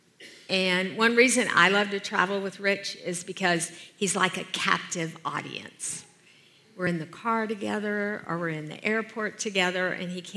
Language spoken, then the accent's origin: English; Deep South, United States; I grew up in the Deep South as the oldest of six kids